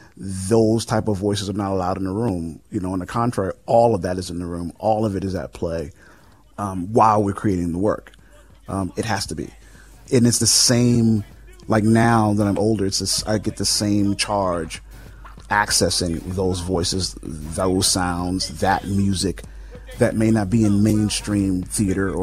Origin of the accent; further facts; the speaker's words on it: New York City, New York, United States; now in Los Angeles, United States; I come from the projects of the South Bronx.